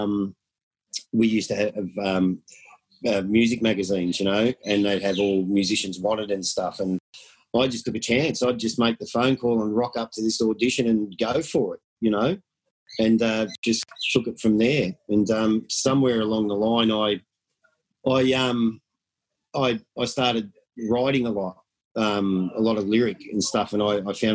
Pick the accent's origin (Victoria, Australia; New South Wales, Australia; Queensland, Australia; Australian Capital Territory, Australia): Victoria, Australia; Melbourne; I'm about as Aussie as you'll get. I go back probably 3 generations of born and bred in Melbourne, Victoria